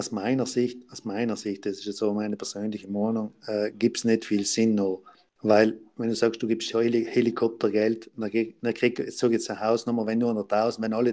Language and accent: German; Trentino-Alto Adige, Italy; als Südtiroler, als Gemeinde das brauchen, glaube ich jetzt nicht.